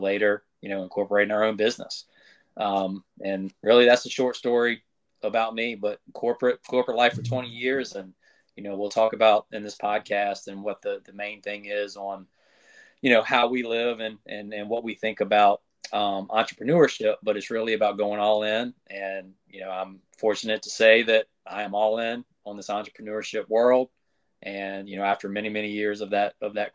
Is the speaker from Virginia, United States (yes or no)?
yes; Waverly, Virginia, United States; also born or lived in Smithfield, Virginia; I grew up in Waverly, Virginia. I now live just outside of Smithfield, Virginia, so I didn't make it too far.